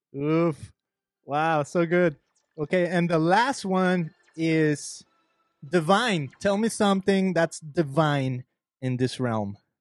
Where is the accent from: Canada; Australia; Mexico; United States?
Mexico; moved away; I'm an immigrant. I'm from Mexico.